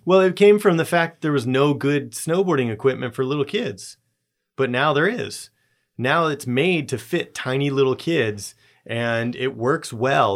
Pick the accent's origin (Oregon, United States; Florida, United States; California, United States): California, United States; Southern; moved away; I grew up in Southern California